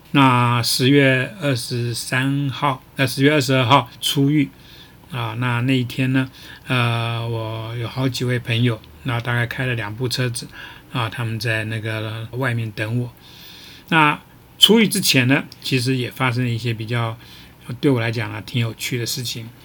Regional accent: Taiwan; 作为一个台湾人

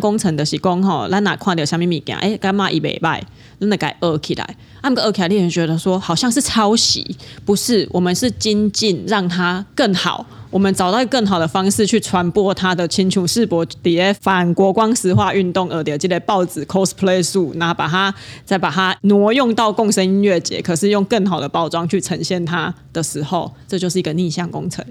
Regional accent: Kaohsiung, Taiwan; 我们高雄人嘛，所以我的第一条认识的河流一定是高平溪嘛

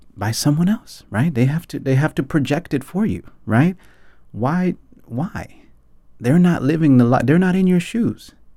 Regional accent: Atlanta, Georgia, United States; moved away as an adult; now in Taipei, Taiwan; I grew up in Atlanta, Georgia

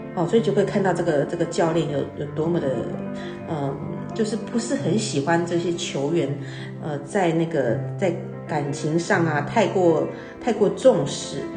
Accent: Taiwan; 我们台湾人，我们要学英文

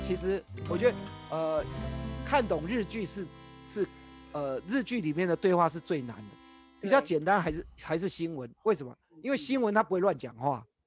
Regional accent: Taiwan; 我们台湾人

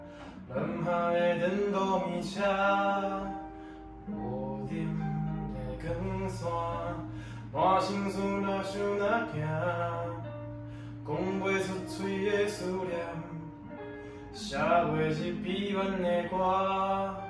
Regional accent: Taichung, Taiwan; moved away as an adult; 因为我从台中下来的，

